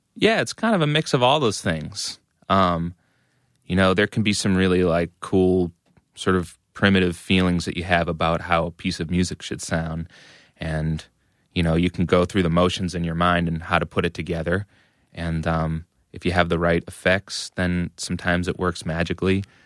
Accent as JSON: {"language": "English", "town": "Methuen", "region": "Massachusetts", "country": "United States", "tie": "born or raised there", "said": "I grew up in Methuen, which is a suburb of Massachusetts, uh, about a half"}